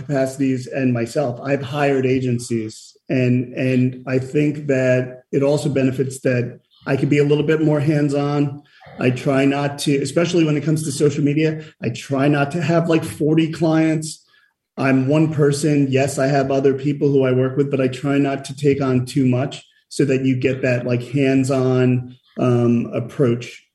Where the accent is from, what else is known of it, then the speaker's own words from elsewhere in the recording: Yonkers, New York, United States; I grew up in Yonkers